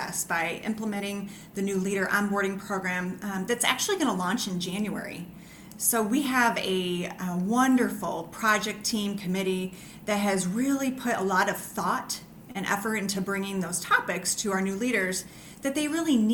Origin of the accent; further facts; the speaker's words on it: St. Louis, Missouri, United States; while I was growing up in St. Louis